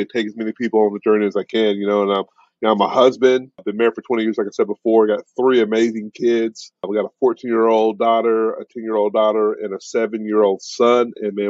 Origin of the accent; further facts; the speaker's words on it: Kansas City, United States; I'm just a kid from the Midwest. You know, I grew up in Kansas City